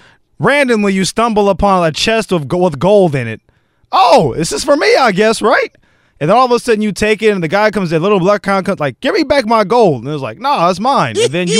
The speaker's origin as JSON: {"language": "English", "town": "Los Angeles", "region": "California", "country": "United States", "tie": "born or raised there", "said": "I grew up in South Central Los Angeles."}